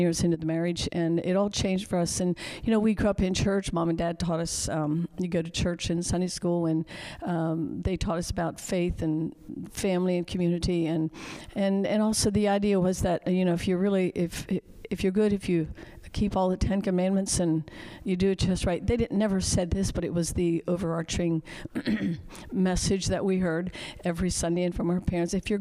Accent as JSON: {"language": "English", "country": "United States", "tie": "born or raised there", "said": "Jonas and I grew up in the Amish culture"}